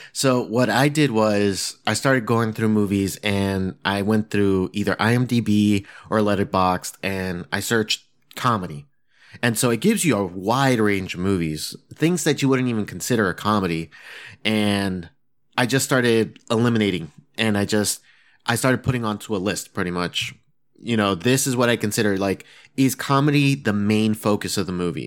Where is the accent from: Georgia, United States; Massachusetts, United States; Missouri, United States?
Massachusetts, United States; moved away; I'm originally from Massachusetts